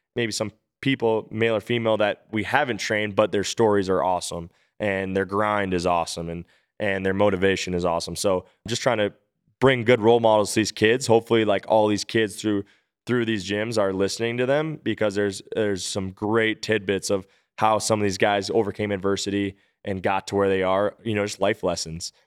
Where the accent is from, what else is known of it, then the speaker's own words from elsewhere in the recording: Minnesota, United States; suiting up for my hometown team